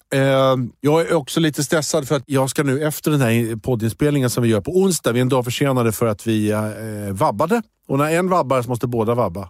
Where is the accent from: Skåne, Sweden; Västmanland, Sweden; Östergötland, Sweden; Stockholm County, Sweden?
Stockholm County, Sweden; Rosersberg; jag är från Rosersberg